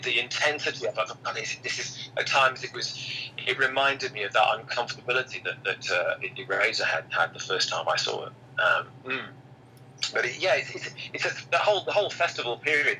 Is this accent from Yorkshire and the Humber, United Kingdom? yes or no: yes; Sheffield, Yorkshire and the Humber, United Kingdom; I'm from Sheffield, which is not that far from Manchester